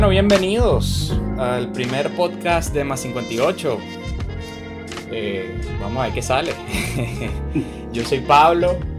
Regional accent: Venezuela; now in United States

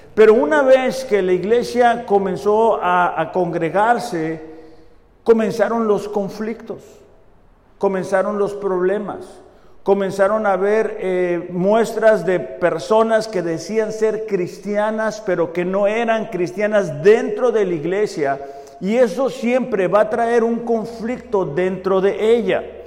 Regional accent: Mexico; nosotros como mexicanos

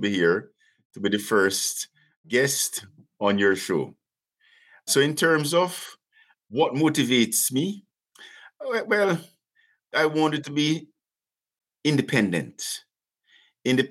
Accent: Jamaica; moved away as an adult; now in Canada; being a young Jamaican, 26, in Canada

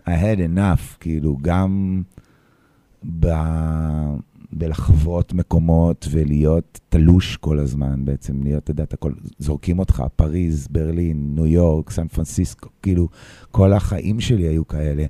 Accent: Petah Tikva, Central District, Israel; also born or lived in New York; now in Tel Aviv, Israel; עד גיל 17-18 הייתי בפתח תקווה

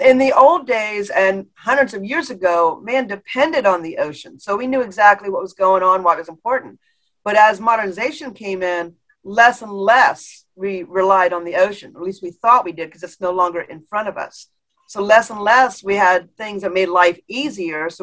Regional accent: Florida, United States; I was born and raised in Florida

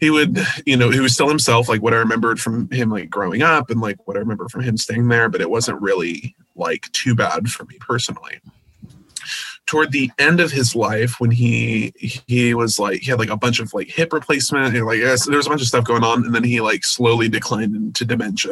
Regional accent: Visalia, California, United States; now in Fresno, United States; I was born and raised in Visalia, but I moved to Fresno about a year ago.

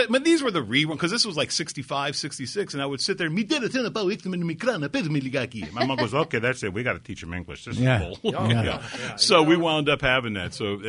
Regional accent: United States; I was born in America, but I couldn't – I mean, I was homeschooled.

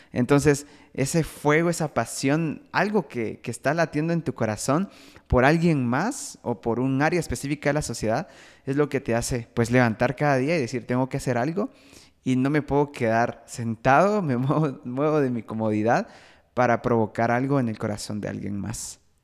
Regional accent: Guatemala; Soy de Guatemala

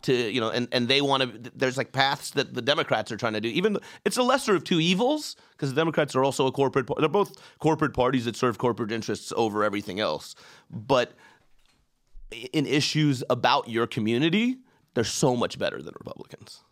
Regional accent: Iran; now in United States; I'm an immigrant and I come from Iran

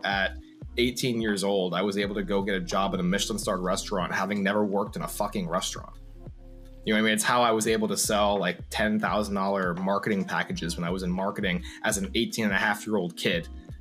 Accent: New York, United States; I'm a New Yorker

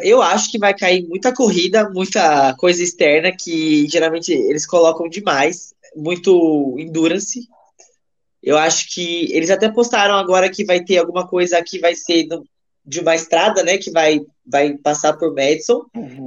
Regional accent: Cabreúva, São Paulo, Brazil; eu sou de Cabreúva

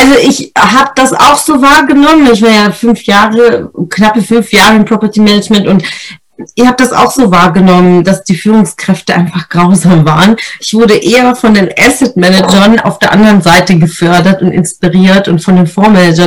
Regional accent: Italy; als Italienerin

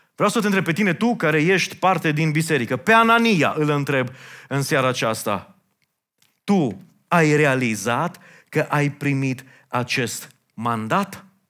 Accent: Romania; noi, ca români

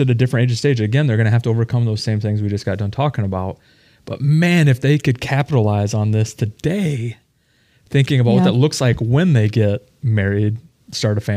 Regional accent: Midwestern American, United States; a Midwestern American

